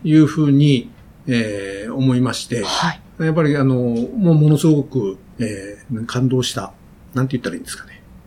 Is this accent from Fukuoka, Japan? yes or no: yes; Chikugo, Fukuoka, Japan; moved away; 福岡の筑後市というところで